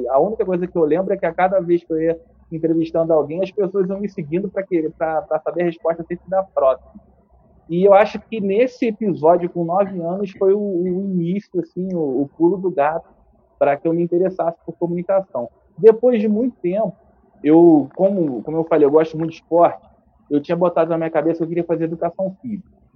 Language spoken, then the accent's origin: Portuguese; Nova Friburgo, Rio de Janeiro, Brazil; moved away as an adult; also born or lived in Niterói; Eu vim para cá com 7 anos de idade, fui morar no Rio para estudar, fazer faculdade com 18 para 19. Voltei para cá com, com 28, 29 anos